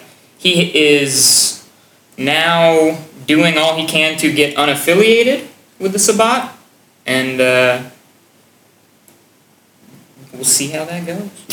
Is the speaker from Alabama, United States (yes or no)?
no; Florida, United States; I'm from America, also Florida.